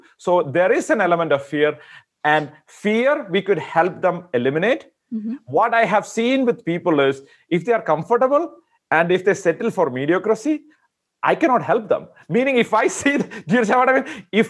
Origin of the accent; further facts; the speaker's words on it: India; I'm from India originally.